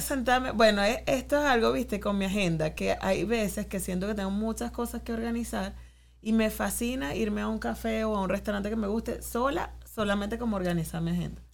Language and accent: Spanish; Venezuela; now in New York, United States; como venezolanos